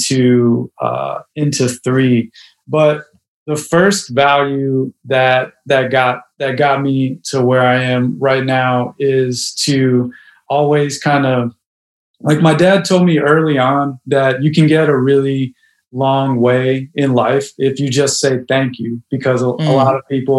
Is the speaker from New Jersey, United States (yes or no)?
no; Chicago, Illinois, United States; I grew up in Hyde Park and then now live in Humble Park